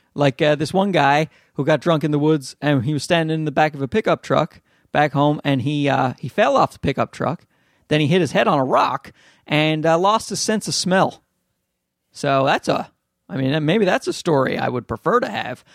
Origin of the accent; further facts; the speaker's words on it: Newfoundland and Labrador, Canada; accent: Newfie; my Newfie accent